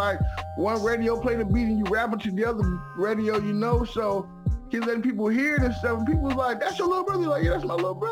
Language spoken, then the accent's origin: English; San Francisco, California, United States; I'm from San Francisco, born and raised, I'm from Sunnyvale Housing Projects